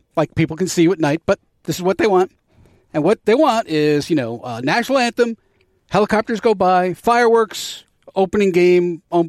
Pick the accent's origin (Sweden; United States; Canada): United States; New Jersey; now in Purcellville, United States; I'm from New Jersey.